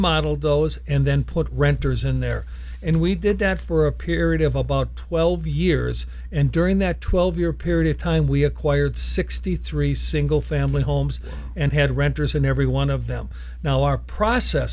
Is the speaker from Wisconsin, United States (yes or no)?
yes; Wisconsin, United States; moved away as an adult; now in Tucson, United States; I was born and raised in Wisconsin.